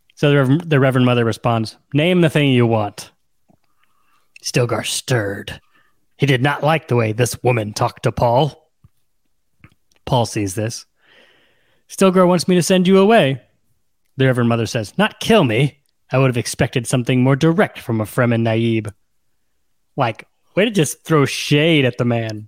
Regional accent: United States; we're American

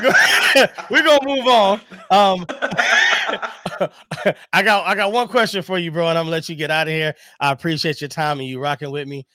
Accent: Bed-Stuy, New York, United States; I come from Bed-Stuy.

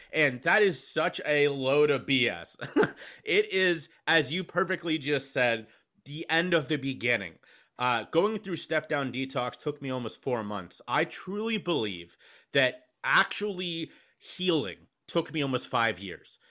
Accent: Cincinnati, Ohio, United States; moved away as an adult; also born or lived in Charleston, South Carolina; now in Philadelphia, United States; I was born and raised in Cincinnati.

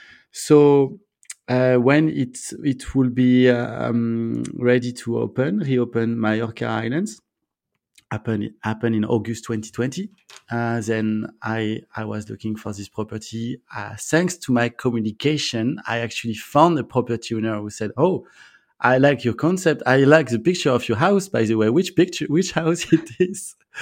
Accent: France; accent: French; English is a second language; I guess my French accent was too strong for people to understand.

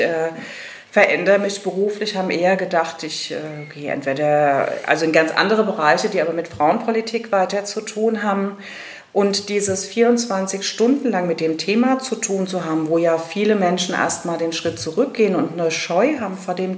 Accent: Rhenish Hesse, Rhineland-Palatinate, Germany; moved away as an adult; now in Darmstadt, Germany; bin gebürtige Rheinhessin und auch eine Grund- und Schollenfrau, also sehr mit meiner alten Heimat auch noch verwoben

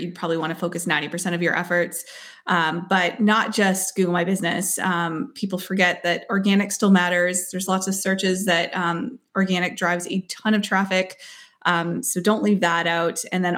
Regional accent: Uxbridge, Ontario, Canada; I'm from Uxbridge, Ontario, Canada

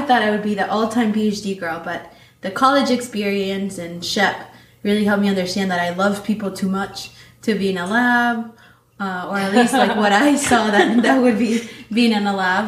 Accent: New York City, New York, United States; also born or lived in Manizales, Colombia; when I turned 12, right before I turned 12, my family moved to New York City, to Queens. So that's where I grew up.

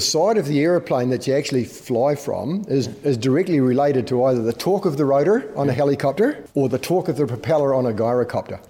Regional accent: Clinton, Otago, New Zealand; accent: Scottish brogue; now in Australia; Clinton was where we were brought up on a farm there

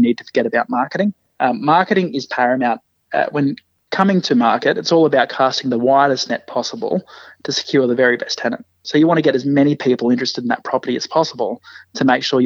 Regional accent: rural New South Wales, Australia; moved away as an adult; also born or lived in Brisbane, Queensland; now in Canberra, Australia; I grew up in rural New South Wales and moved to Brizzy pretty much straight out of high school

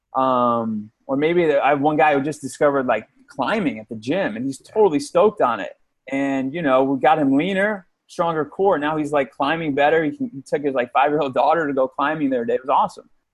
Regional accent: outside of New York City, United States; moved away; I grew up outside of New York City.

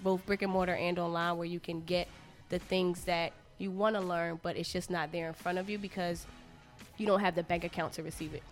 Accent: Philadelphia, Pennsylvania, United States; I went to Central High School in Philly

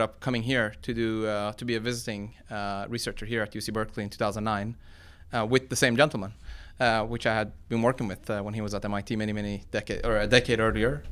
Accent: Sweden; moved away as an adult; also born or lived in Iran; now in United States; my parents picked Sweden of all the countries, and that's where I grew up.

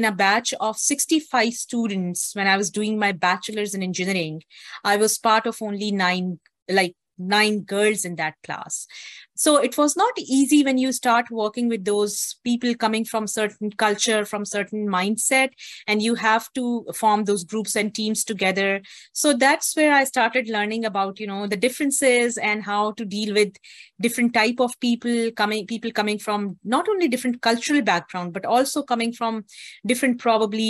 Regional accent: Islamabad, Islamabad Capital Territory, Pakistan; I was born and I grew up in Pakistan, and I was based in the capital city of Pakistan, which is Islamabad

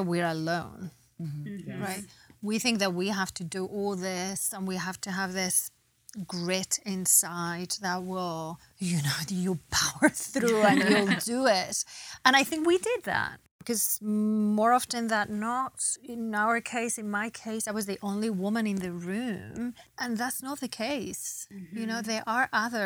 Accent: Spain; moved away as an adult; also born or lived in England; now in United States; I was born in Spain. I grew up in between England and Spain

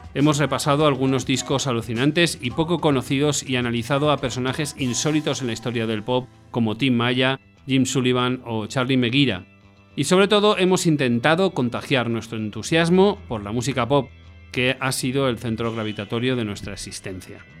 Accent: Valencia, Valencian Community, Spain; mi tierra, Valencia.

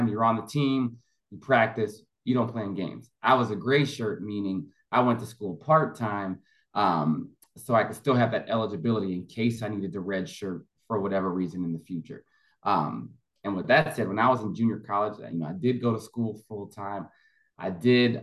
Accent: Orange County, California, United States; I'm from Orange County, California, originally

